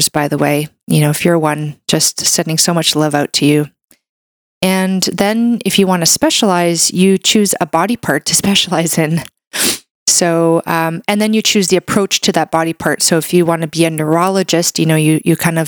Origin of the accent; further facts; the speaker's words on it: Brazil; now in Canada; I was raised in Brazil. I was born in Brazil